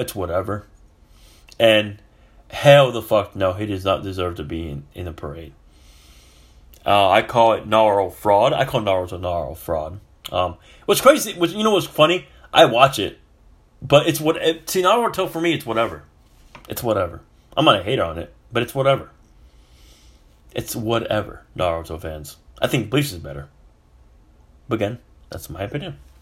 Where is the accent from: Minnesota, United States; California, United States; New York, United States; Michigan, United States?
California, United States; moved away; I'm from California